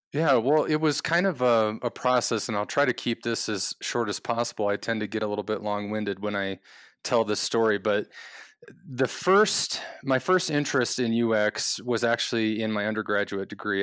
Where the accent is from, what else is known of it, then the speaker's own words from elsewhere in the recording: Midwest, United States; moved away as an adult; also born or lived in California; we grew up in the Midwest, my wife